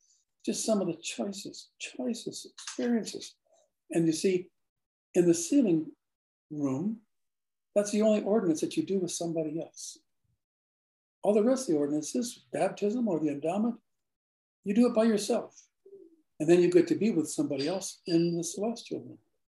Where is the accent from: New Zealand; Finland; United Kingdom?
Finland; I'm from Finland.